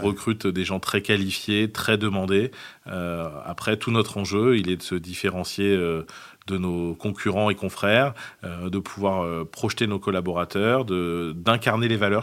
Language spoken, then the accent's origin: French; south of France, France; je suis originaire du, sud de la France